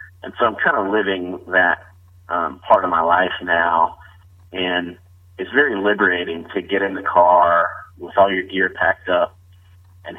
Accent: the South, United States; accent: Southern; I'm a Southerner, got a little bit of a Southern accent

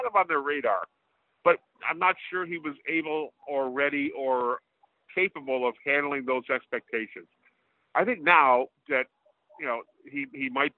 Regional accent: a suburb of Toronto, Ontario, Canada; my hometown, a suburb of Toronto

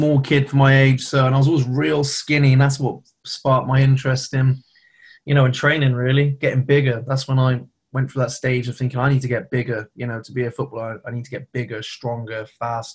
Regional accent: Herefordshire, West Midlands, United Kingdom; I was born in Herefordshire.

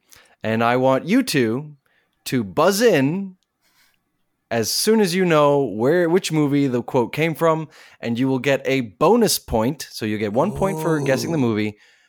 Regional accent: South Africa; There are movies about Nelson Mandela, and I'm from South Africa, so I'm born there, and so it's close to my heart.

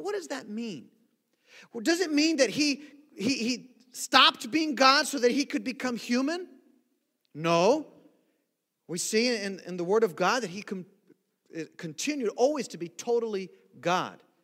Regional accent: Brazil; now in United States; growing up in Brazil

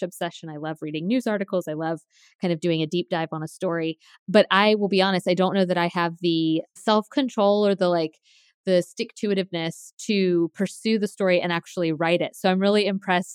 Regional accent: Tallahassee, Florida, United States; But I grew up in Tallahassee

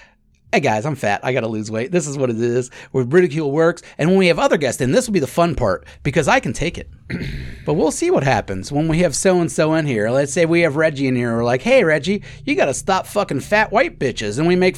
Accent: Australia; I'm Australian. That's just what we do.

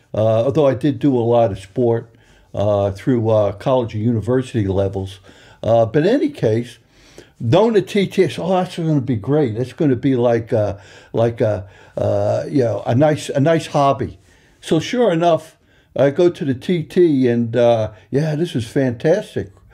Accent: Long Island, New York, United States; moved away as an adult; also born or lived in Ireland; now in Isle of Man; I'm from Long Island, New York. You probably could still tell by the accent

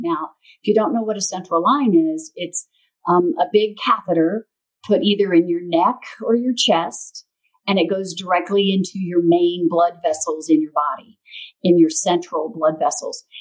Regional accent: Missouri, United States; also born or lived in St. Louis, Missouri; my little hometown in Missouri. Then I moved from my hometown to the big city of St. Louis, Missouri

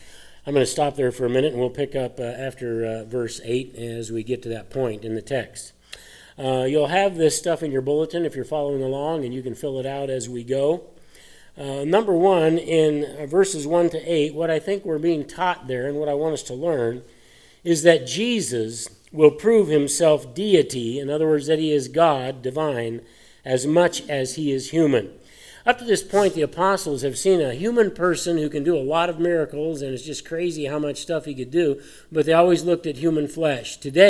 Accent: Colorado, United States; I grew up in Colorado.

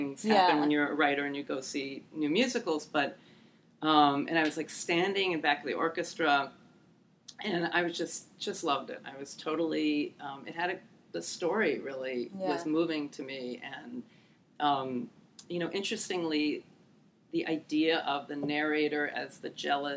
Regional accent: Bethesda, Maryland, United States; I grew up in Bethesda, right outside D.C.

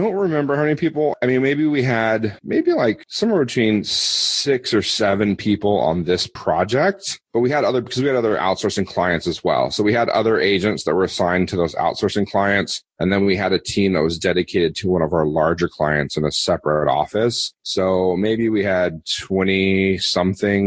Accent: United States; moved away as an adult; also born or lived in Philippines; as an American

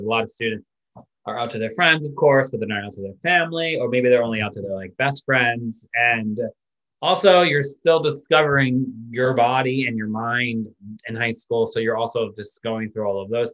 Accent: Massachusetts, United States; I grew up in Massachusetts

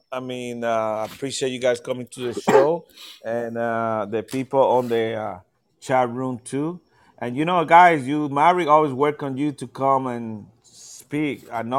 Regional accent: Puerto Rico

